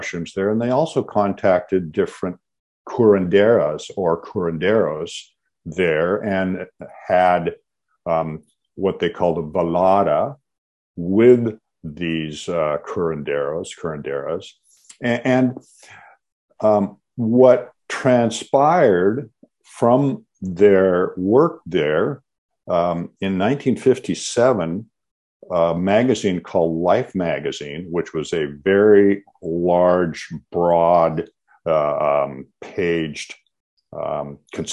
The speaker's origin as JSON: {"language": "English", "region": "Washington", "country": "United States", "tie": "born or raised there", "said": "I grew up in the Pacific Northwest, grew up in Washington State"}